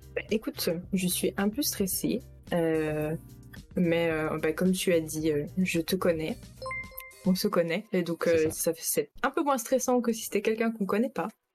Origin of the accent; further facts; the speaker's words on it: Belgium; j'ai 21 ans, je suis belge